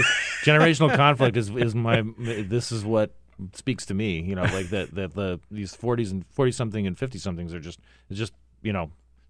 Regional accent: Phoenix, Arizona, United States; also born or lived in Cottonwood, Arizona; tell where my experience was in growing up in Phoenix and Cottonwood, Arizona?

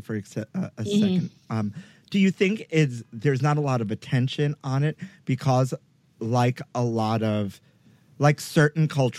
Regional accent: New York, United States; somebody who is largely part of diaspora culture, being a New Yorker myself.

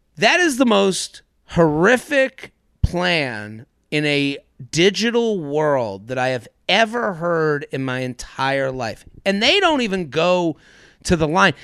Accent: American Northeast, United States; I'm as a American Northeast asshole as, as it comes.

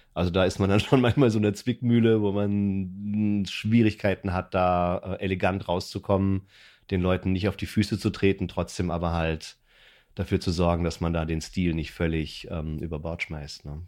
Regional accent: Würzburg, Bavaria, Germany; now in Berlin, Germany; ich komme aus einer Weinbauregion, ich komme aus Franken, aus Würzburg

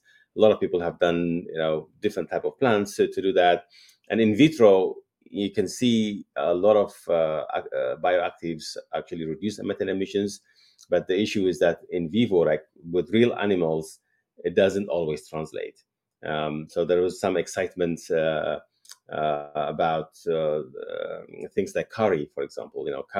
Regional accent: Eritrea; Growing up, I used to really enjoy milk and animals for food and beef and all that because it wasn't available as much as one would like.

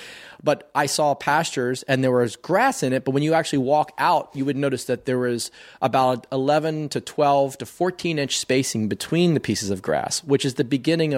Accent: Maryland, United States; Growing up on the Eastern Shore of Maryland, knew nothing about soil

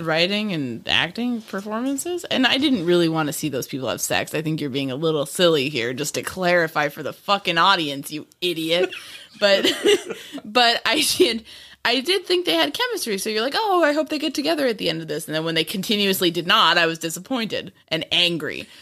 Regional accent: Bronxville, New York, United States; Bronxville, New York

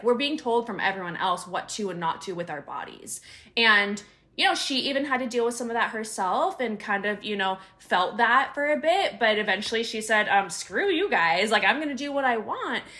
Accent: Northern California, United States; moved away as an adult; also born or lived in Sacramento / San Diego; I'm from Northern California

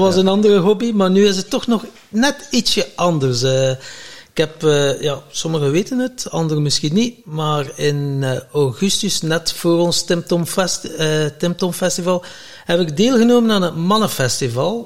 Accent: Flanders, Belgium; wij als Vlamingen

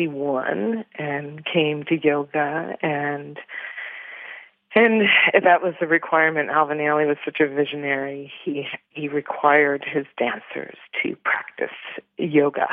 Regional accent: Toronto, Ontario, Canada; I was born in Toronto, Canada

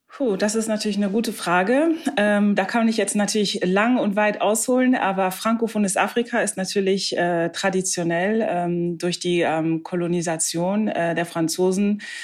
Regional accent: Germany; bei uns in Deutschland

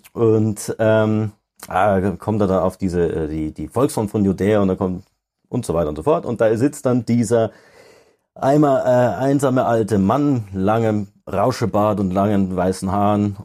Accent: Denkendorf, Bavaria, Germany; aus der Ecke Ingolstadt. Also ein bisschen nördlicher, so Denkendorf

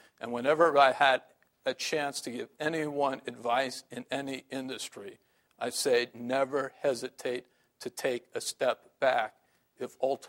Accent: San Francisco, California, United States; I still read the Chronicle because I'm from San Francisco.

